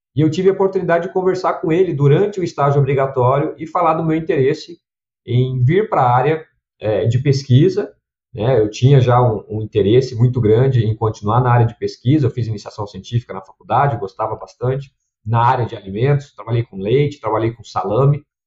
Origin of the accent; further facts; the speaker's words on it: Curitiba, Paraná, Brazil; also born or lived in Redenção, Pará; now in Campinas, Brazil; eu sou nascido em Redenção, no, no, Pará, então bem, bem distante aí, talvez, do que o pessoal possa imaginar, né? Hoje eu estou aqui em Campinas, é, mas fui logo cedo, minha família foi logo cedo para Curitiba, no Paraná